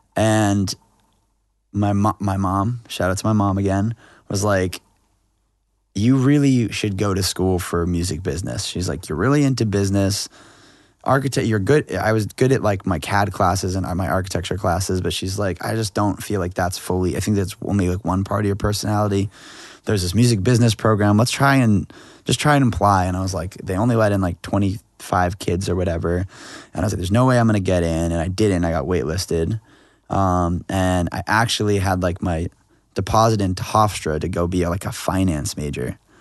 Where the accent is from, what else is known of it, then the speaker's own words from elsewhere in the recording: Freeport, Maine, United States; moved away as an adult; also born or lived in Argentina / Syracuse / New York City / Los Angeles; We're from Freeport